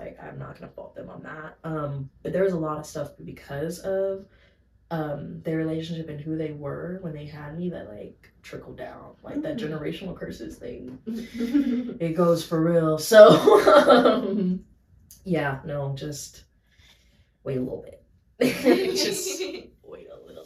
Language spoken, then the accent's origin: English; Fort Worth, Texas, United States; also born or lived in White Settlement, Texas; I grew up in Fort Worth